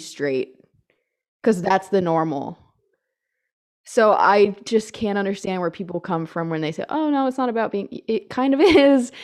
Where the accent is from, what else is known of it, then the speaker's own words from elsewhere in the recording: United States; I'm American